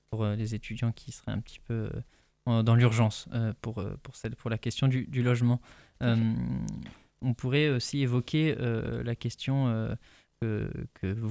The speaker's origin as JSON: {"language": "French", "town": "Blois", "region": "Centre-Val de Loire", "country": "France", "said": "je suis de Blois"}